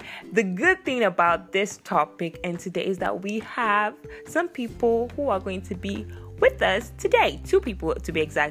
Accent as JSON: {"language": "English", "country": "Nigeria", "said": "I'm Nigerian"}